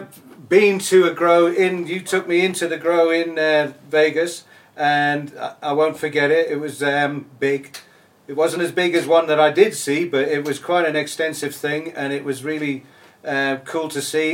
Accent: England, United Kingdom; now in South Africa; I'm English

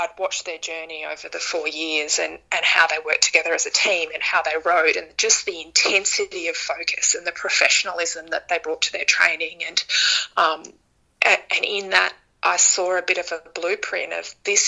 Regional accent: Melbourne, Victoria, Australia; also born or lived in Canberra; I moved home from Canberra. I moved back to Melbourne to finish off my uni

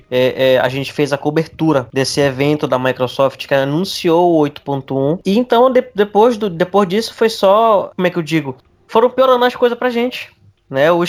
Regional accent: Pará, Brazil; eu sou paraense, pessoal.

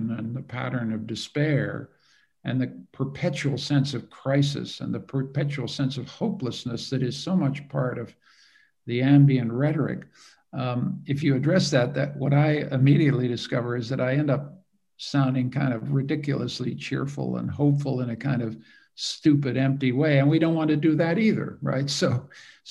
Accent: Canada; I'm a Canadian

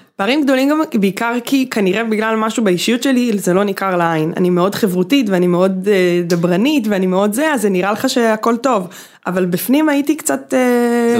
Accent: Bat Yam, Tel Aviv District, Israel

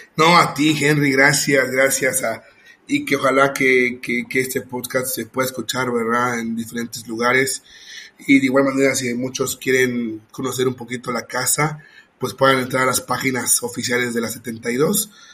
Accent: Mexico; Yo soy mexicano, pero yo soy inmigrante en mi país porque estoy viviendo en otro, en otro estado

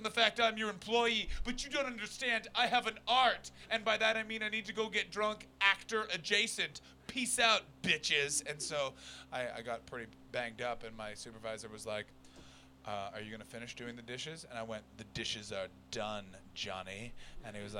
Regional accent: Canada; moved away; I come from Canada

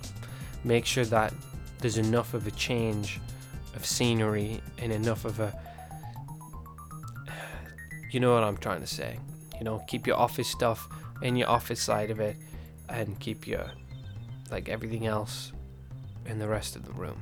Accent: England, United Kingdom; being English

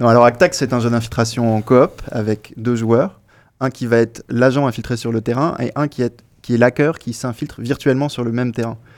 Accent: Nord, Hauts-de-France, France; moved away; je suis du Nord à la base

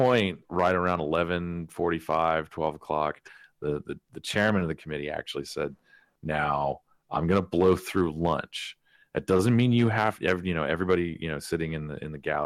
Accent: Ohio, United States; moved away; I grew up in Ohio for a little bit

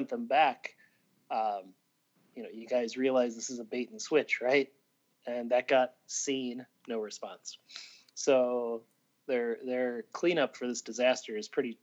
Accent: Midwest, United States; I'm from the Midwest

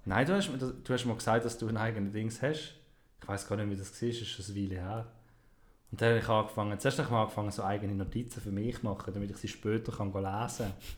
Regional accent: Switzerland; Wir haben gelernt, Deutsch schreiben. Und nicht Schweizerdeutsch

